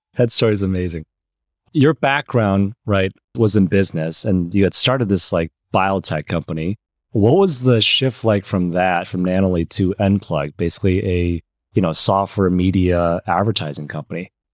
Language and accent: English; Michigan, United States; moved away; also born or lived in Los Angeles, California; I grew up in Michigan and I moved to Michigan kind of at a similar age as you um, uh, at when I was seven.